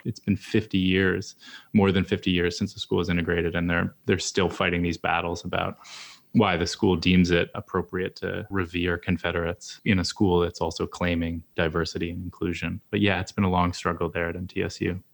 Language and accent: English; Gettysburg, Pennsylvania, United States; growing up in Gettysburg